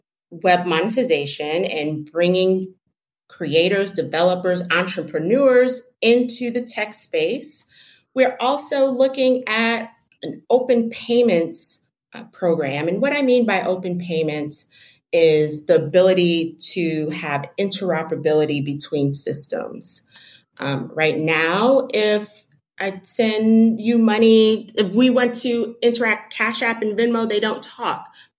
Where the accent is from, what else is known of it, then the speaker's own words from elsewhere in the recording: Detroit, Michigan, United States; Well, I'm from Detroit, and when I was talking about that, those access to banks and financial services, I grew up with that.